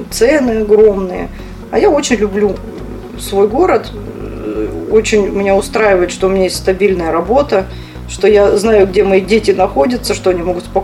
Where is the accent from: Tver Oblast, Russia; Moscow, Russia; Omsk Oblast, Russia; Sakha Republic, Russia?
Sakha Republic, Russia; Я родилась, собственно, в Якутии. Здесь и, и живу. И училась здесь, и так вот и осталась.